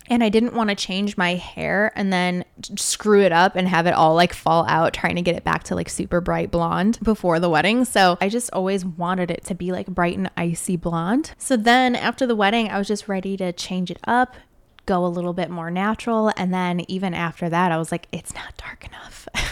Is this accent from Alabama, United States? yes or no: no; Chicago, Illinois, United States; now in Northwest Indiana, United States; I usually just say I'm from Chicago because I was born and raised on, like, the suburbs. of Chicago